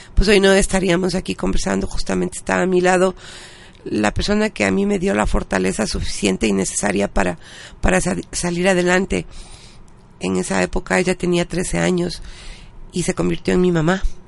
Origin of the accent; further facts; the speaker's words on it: Ecuador; nosotros como ciudadanos ecuatorianos